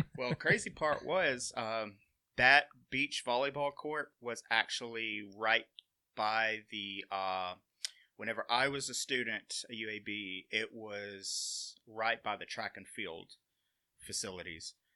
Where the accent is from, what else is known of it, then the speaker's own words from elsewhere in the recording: Sumiton, Alabama, United States; I'm originally from Summiton, Alabama